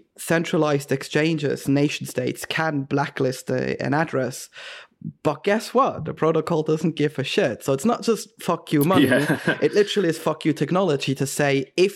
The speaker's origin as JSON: {"language": "English", "country": "Switzerland", "tie": "born or raised there", "said": "growing up in Switzerland"}